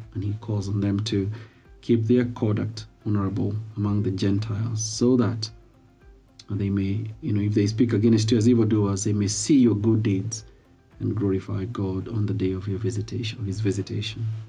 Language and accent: English; Kenya; I am Kenyan, and I'm a follower of Jesus Christ